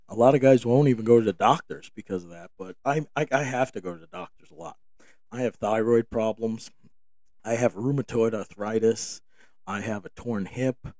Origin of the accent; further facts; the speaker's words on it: New York, United States; moved away; I grew up in New York, and my family, I don't live in New York any longer